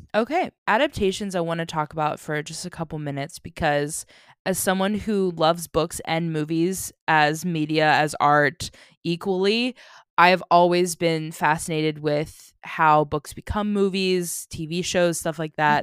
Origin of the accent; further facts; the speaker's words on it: United States; I'm obnoxiously American